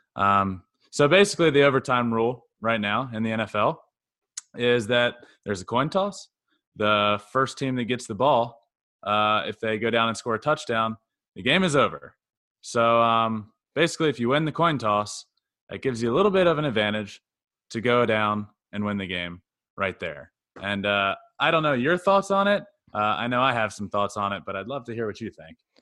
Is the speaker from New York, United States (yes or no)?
no; Goochland, Virginia, United States; I grew up in Goochland, Virginia.